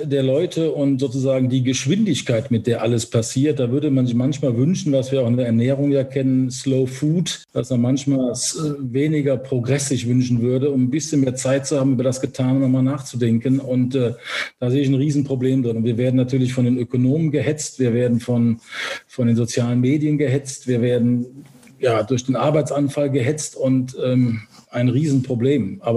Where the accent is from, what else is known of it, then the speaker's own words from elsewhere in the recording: Cologne, North Rhine-Westphalia, Germany; accent: Cologne; dann war es ja auch ein Schritt zurück ins Rheinland, wo ich ja herkomme. Ich komme ja aus Köln. Man hört es wahrscheinlich auch an meinem Kölner Singsang so ein bisschen.